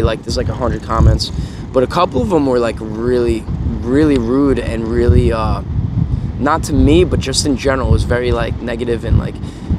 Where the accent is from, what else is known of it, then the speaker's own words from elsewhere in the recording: New York, United States; moved away; also born or lived in San Diego; if I'm from New York